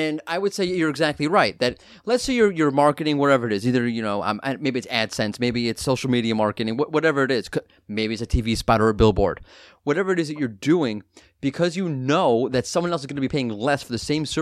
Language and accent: English; New York, United States; I'm from New York